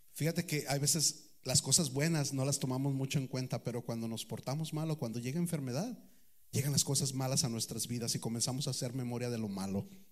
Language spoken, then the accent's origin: Spanish; Guadalajara, Jalisco, Mexico; soy de Guadalajara